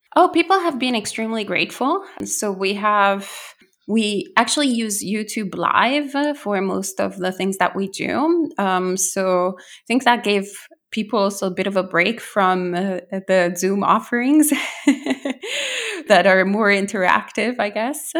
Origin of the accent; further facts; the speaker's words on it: Italy; now in New Jersey, United States; I'm originally from Italy, so I was born and bred there.